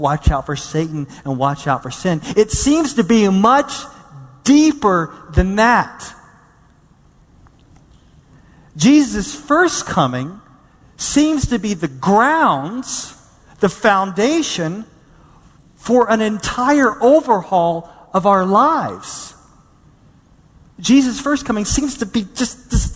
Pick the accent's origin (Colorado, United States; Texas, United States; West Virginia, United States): Texas, United States; Dallas; growing up in Dallas, Texas